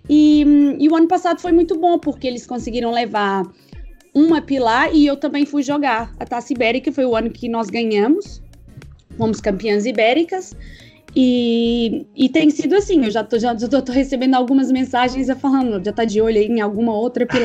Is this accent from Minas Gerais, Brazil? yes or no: yes; Patos de Minas, Minas Gerais, Brazil; born there; also born or lived in Coimbra / Lisbon; eu nasci em Patos de Minas, Minas Gerais.